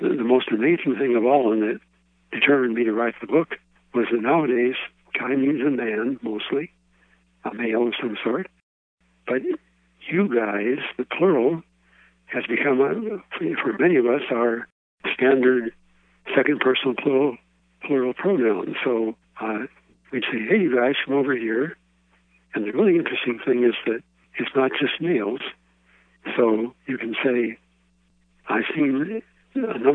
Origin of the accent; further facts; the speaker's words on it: Chicago, Illinois, United States; I grew up in Chicago